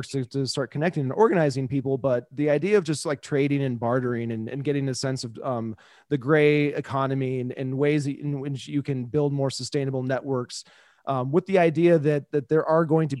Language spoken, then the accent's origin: English; Kansas City, United States; I was growing up in Kansas City